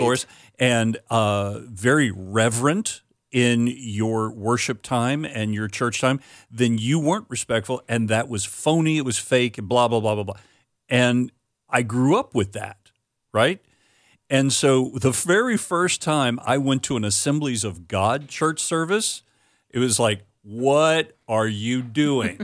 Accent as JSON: {"language": "English", "region": "Florida", "country": "United States", "tie": "born or raised there", "also_born_or_lived": "Wisconsin", "moved": "as an adult", "said": "we're growing up in Florida"}